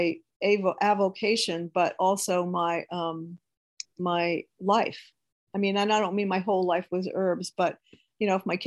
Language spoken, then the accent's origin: English; Houma, Louisiana, United States; now in Hahnville, United States; I grew up in Houma